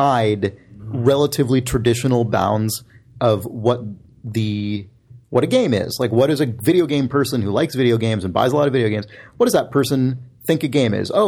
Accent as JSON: {"language": "English", "country": "United States", "said": "I'm from the United States. I'm an American"}